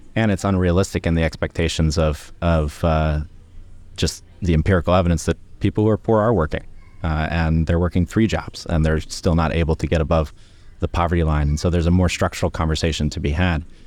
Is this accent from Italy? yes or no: no; Columbus, Ohio, United States; moved away as an adult; now in United Kingdom; I'm from Ohio, originally, Columbus, Ohio